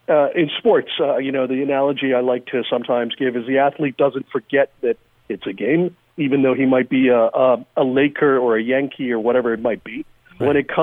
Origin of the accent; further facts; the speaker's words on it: Iran; moved away; I'm an immigrant from Iran. My family came here during the revolution. Wasn't a fun time.